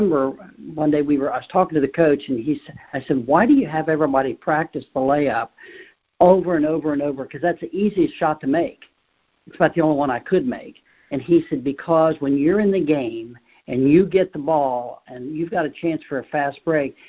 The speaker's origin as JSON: {"language": "English", "town": "Cincinnati", "region": "Ohio", "country": "United States", "said": "I'm from Cincinnati"}